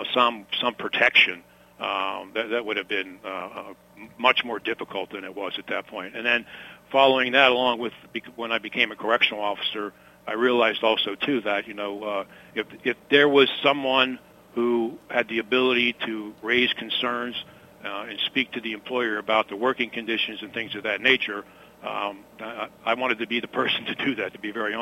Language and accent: English; Baldwin, Pennsylvania, United States; I grew up in the South Hills of Pittsburgh in Baldwin Borough.